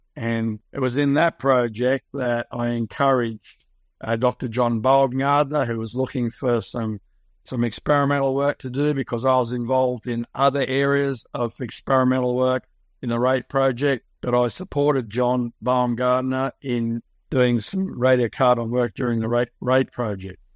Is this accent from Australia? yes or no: yes; Sydney, New South Wales, Australia; I was born and raised in Sydney, Australia, you can tell from my accent